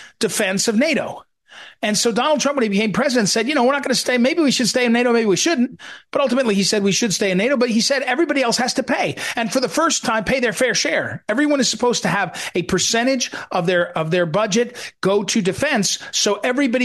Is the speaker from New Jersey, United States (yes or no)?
yes; New Jersey, United States; moved away as an adult; also born or lived in St. Louis, Missouri / Kansas City, Missouri; I grew up for the first 18 years of my life. I lived in New Jersey.